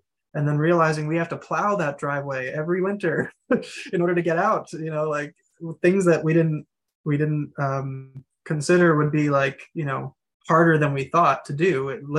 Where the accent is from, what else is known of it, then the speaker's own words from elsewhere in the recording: New Jersey, United States; I mean, we come from New Jersey. We come from I don't even know how many people were in our town, the most densely populated state in the country.